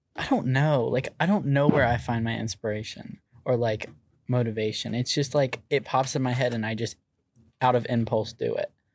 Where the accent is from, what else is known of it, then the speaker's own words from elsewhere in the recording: Virginia Beach, Virginia, United States; also born or lived in Chesapeake; I'm from Virginia Beach. That's where I was raised.